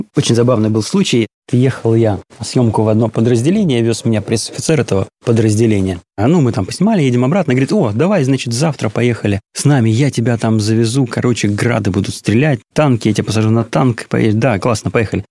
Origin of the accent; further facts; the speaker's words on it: Odesa, Odesa Oblast, Ukraine; first language Russian; moved away as an adult; now in Moscow, Russia; большую часть жизни я провел в Одессе. Я там родился, там пошел в школу